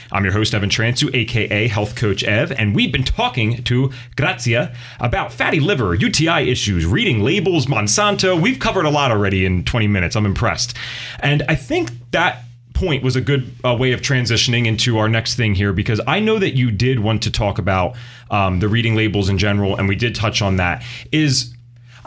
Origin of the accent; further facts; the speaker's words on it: United States; as an American